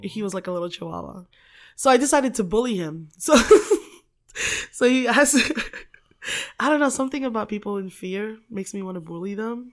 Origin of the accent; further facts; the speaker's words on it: Philippines; moved away; I grew up in the Philippines, um, in, like, a very, very, very small village